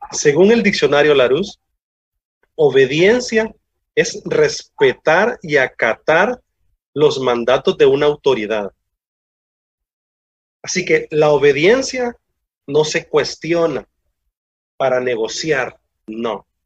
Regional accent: Honduras; Bella es mi tierra, Honduras.

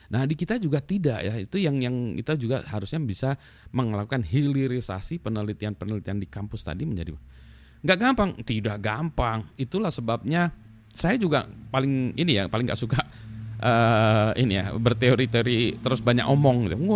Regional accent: Indonesia; cuma pasportnya aja orang Indonesia

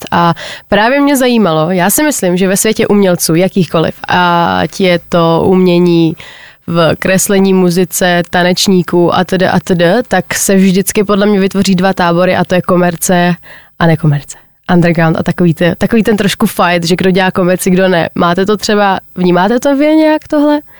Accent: Moravia, Czechia; Já jsem taky Moravák.

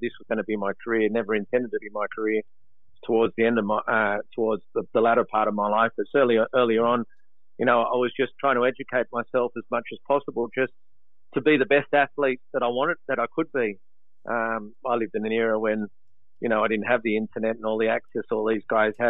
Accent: Sydney, New South Wales, Australia; also born or lived in Maroubra / Coogee / Kingsford; I was born here. My parents are in Italian descent. I was brought up on the Vaucluse area

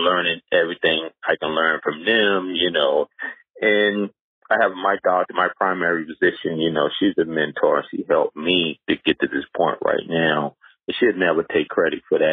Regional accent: Charleston, South Carolina, United States; moved away as an adult; also born or lived in New York; Growing up in Charleston, South Carolina, it was more, at that time in the 70s and 80s

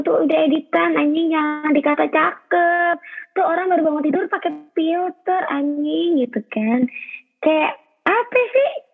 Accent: Bekasi, West Java, Indonesia; gue orang Bekasi

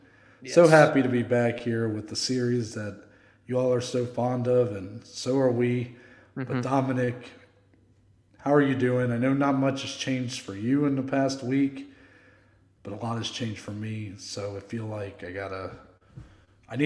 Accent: Dayton, Ohio, United States; moved away; also born or lived in Carlisle, Ohio

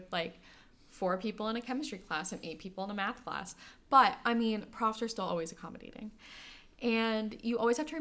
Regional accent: Port aux Basques, Newfoundland and Labrador, Canada; now in Corner Brook, Canada; we had the hurricane that completely devastated my hometown, Port of Basque

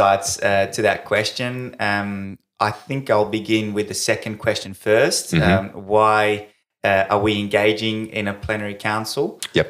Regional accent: Perth, Western Australia, Australia; also born or lived in Rome, Italy; I've lived in Perth my whole life. Well, not quite, but I did. I've been in Perth since the age of 9 when I moved to Perth with my family. We are originally from Rome.

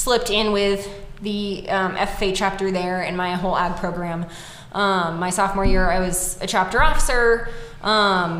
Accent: Northern California, United States; I grew up in Northern California.

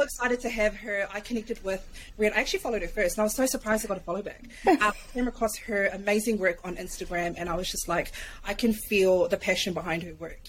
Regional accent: New Zealand; moved away as an adult; I'm a Kiwi. I'm a Kiwi. So, like, I've only been here, like, close to a year

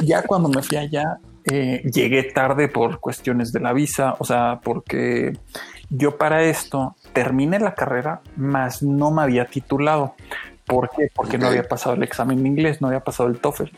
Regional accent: Mexico; pues soy de México

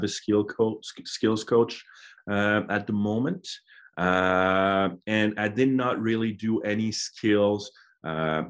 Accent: Canada; moved away as an adult; back in Canada

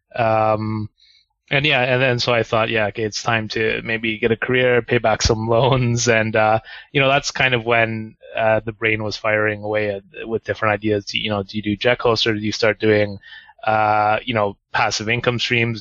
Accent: Canada; moved away as an adult; now in Japan; I'm from Canada

